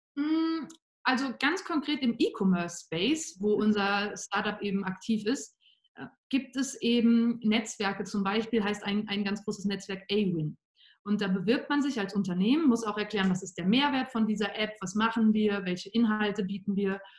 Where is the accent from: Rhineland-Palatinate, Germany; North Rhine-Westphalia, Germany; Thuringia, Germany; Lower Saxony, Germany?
North Rhine-Westphalia, Germany; Cologne; moved away as an adult; now in Vienna, Austria; ich komme ursprünglich aus der Gegend von Köln in Deutschland, bin dann zu meinem Master 2016 nach Wien gezogen